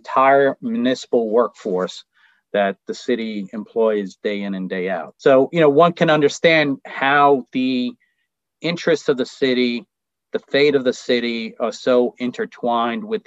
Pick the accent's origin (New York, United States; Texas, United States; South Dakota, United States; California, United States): New York, United States; New York City; I was born and raised in Queens, still reside in Queens